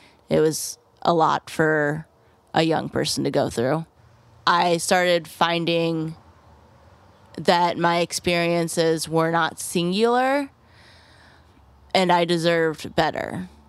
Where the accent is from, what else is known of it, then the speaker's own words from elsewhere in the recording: Clear Lake, Iowa, United States; I grew up in Clear Lake, Iowa, majority white community, a lot of like old money, and my family wasn't from Clear Lake.